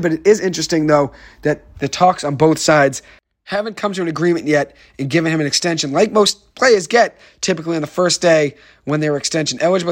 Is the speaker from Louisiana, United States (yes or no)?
no; Boston, Massachusetts, United States; growing up in Boston, I was a Celtics fan